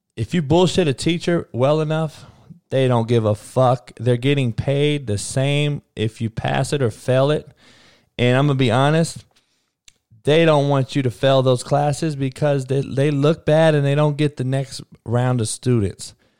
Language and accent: English; California, United States; moved away; I'm from Cali. I am Cali. From Cali.